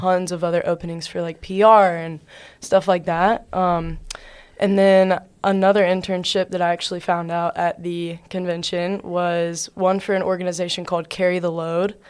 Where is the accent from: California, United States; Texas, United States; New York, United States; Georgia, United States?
Georgia, United States; Covington; I'm from a small town in South Georgia. It's called Covington, Georgia.